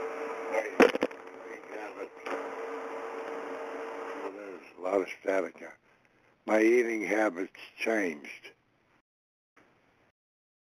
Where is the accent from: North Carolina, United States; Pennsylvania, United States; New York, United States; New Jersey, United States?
Pennsylvania, United States; Connellsville; I was born in Connellsville, Pennsylvania at a very young age, and had a normal childhood